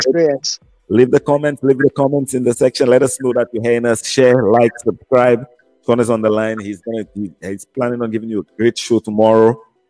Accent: Desruisseaux, Micoud, St. Lucia; my hometown, literally next to my house, which is Desruisseaux.

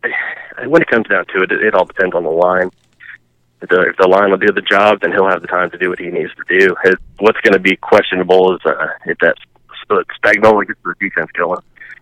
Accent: Oakland, California, United States; Bay Area, just up to Oakland.

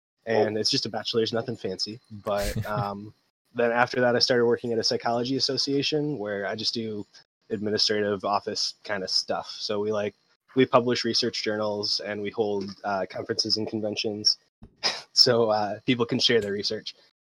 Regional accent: Michigan, United States; I am born and raised in Michigan in the U.S.

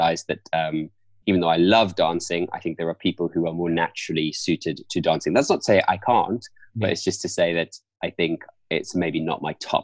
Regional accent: South Africa; moved away as an adult; now in London, United Kingdom; we are both from South Africa. So I was born and raised there on a farm in South Africa

